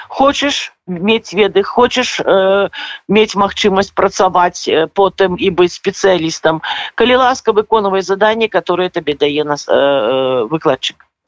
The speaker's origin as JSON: {"language": "Belarusian", "country": "Belarus", "moved": "yes", "lives_now": "Poland", "said": "все мы беларусы"}